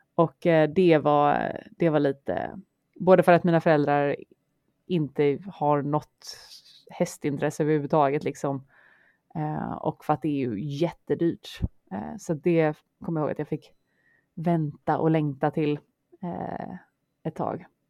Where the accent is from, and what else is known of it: Partille, Västra Götaland, Sweden; born or raised there; moved away as an adult; also born or lived in Örgryte, Gothenburg; now in Stockholm, Sweden